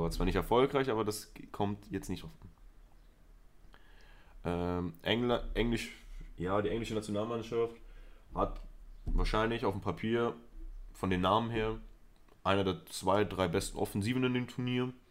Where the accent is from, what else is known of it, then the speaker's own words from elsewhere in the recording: Spain; Ich bin Spanier, ich bin für Spanien.